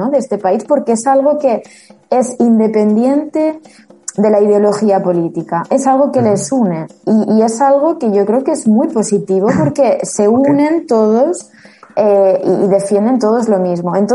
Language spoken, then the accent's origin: Spanish; Spain; apetece estar constantemente diciendo soy española, soy española, soy española, porque no, lo veo necesario.